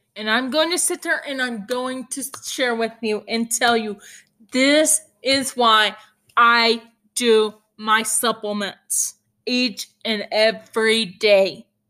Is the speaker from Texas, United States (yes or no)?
yes; Hereford, Texas, United States; I am from Hereford, Texas, which is the beef capital of the world